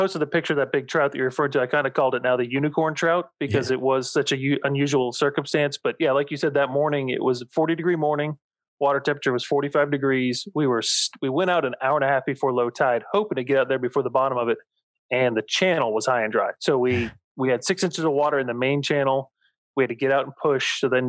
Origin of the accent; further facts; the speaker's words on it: Florida, United States; And where I live now, and I grew up in the St. Pete, Tampa, Bradenton area, that, like I said, the colder, the better.